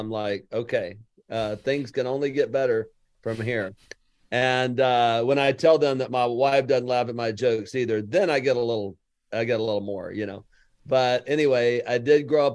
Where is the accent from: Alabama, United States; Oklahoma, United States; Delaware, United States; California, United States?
Alabama, United States; Lower; now in Houston, United States; I'm from Lower Alabama